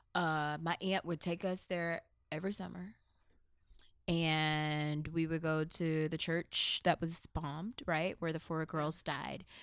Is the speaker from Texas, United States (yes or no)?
yes; Mesquite, Texas, United States; also born or lived in Birmingham, Alabama / Germany; growing up in Mesquite